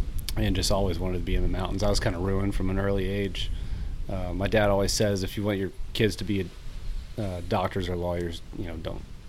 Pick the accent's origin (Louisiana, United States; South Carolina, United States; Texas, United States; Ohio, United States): Texas, United States; Dallas; moved away as an adult; also born or lived in Gunnison, Colorado / Ennis, Montana; I was born and raised in Dallas, and fished and hunted, on the weekends, every chance we got. And when I was about six or seven, started going up to Ennis